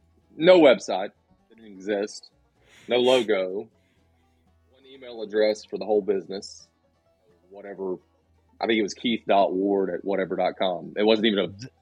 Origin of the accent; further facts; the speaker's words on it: Sylva, North Carolina, United States; also born or lived in Atlanta, Georgia; I grew up here in West North Carolina. I went to Fairview Elementary, which is right here in Sylva, and then Smoky Mountain High School. And then when I graduated from Western Carolina University in 98 with a business degree and a major in marketing. And I moved down to Atlanta